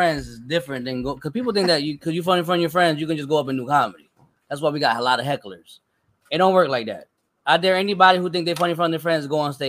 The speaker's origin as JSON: {"language": "English", "town": "Newburgh", "region": "New York", "country": "United States", "tie": "born or raised there", "said": "We grew up in City Newburgh, so we don't see it at all."}